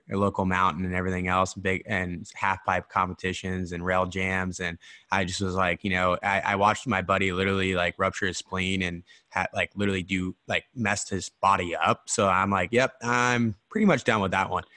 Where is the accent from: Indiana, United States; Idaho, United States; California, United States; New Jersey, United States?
Idaho, United States; now in Scottsdale, United States; I'm from Idaho.